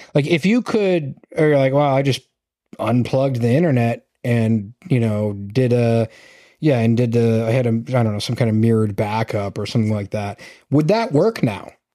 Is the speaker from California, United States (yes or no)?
no; Massachusetts, United States; I'm from Massachusetts.